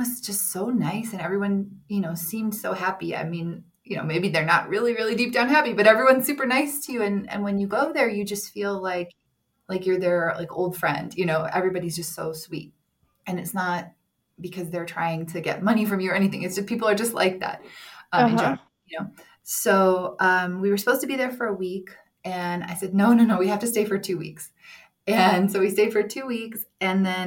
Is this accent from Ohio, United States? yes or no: yes; Cleveland, Ohio, United States; first language English; also born or lived in New York City / Los Angeles / Dubai; now in Colombia; I grew up in Cleveland, Ohio